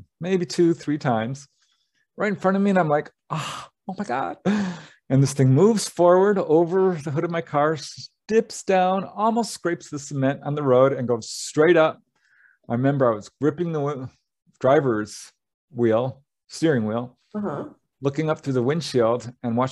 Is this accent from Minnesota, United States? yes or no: no; Topanga, California, United States; my hometown. I had just moved out of Topanga